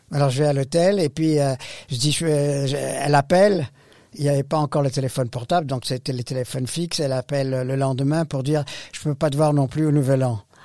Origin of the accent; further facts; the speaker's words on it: Beirut, Beirut Governorate, Lebanon; moved away; je, suis né au Liban. Je suis né à Beyrouth